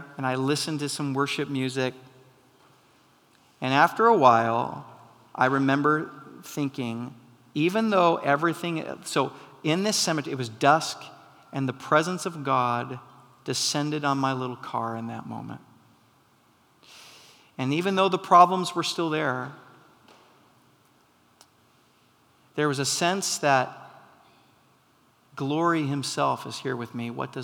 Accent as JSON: {"language": "English", "town": "McMinnville", "region": "Oregon", "country": "United States", "tie": "born or raised there", "said": "I grew up in McMinnville, Oregon"}